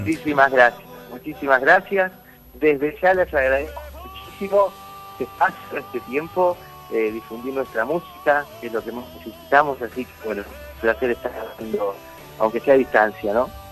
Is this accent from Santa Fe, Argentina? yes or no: yes; Santa Fe, Argentina; moved away as an adult; now in Buenos Aires, Argentina; Yo soy de Santa Fe